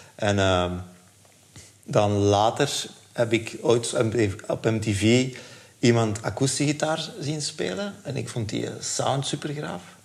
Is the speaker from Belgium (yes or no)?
yes; Leuven, Flanders, Belgium; ik ben in Leuven opgegroeid.